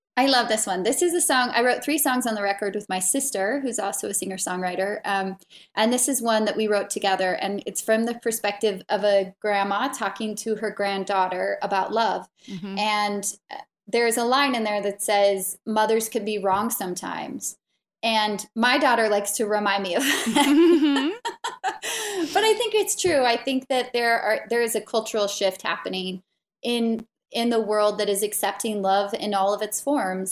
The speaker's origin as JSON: {"language": "English", "town": "Santa Barbara", "region": "California", "country": "United States", "tie": "born or raised there", "also_born_or_lived": "Salt Lake City, Utah", "moved": "yes", "lives_now": "Wyoming, United States", "said": "I grew up in Santa Barbara."}